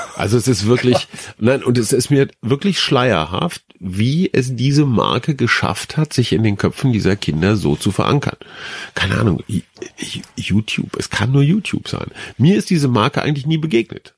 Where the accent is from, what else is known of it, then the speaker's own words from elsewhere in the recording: Germany; wir Deutschen